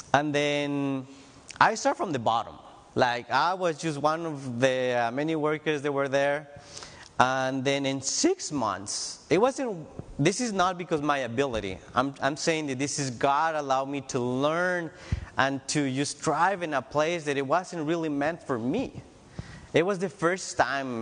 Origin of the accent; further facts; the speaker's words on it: Tijuana, Baja California, Mexico; moved away as an adult; now in United States; I'm from Tijuana, Mexico